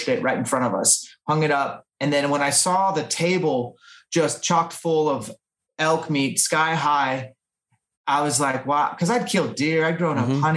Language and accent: English; Washington, United States; in my home state of Washington